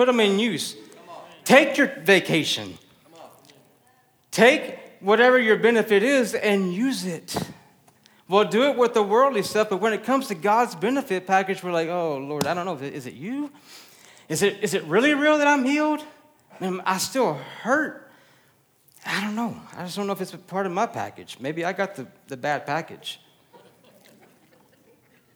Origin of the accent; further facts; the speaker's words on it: Texas, United States; I'm Texan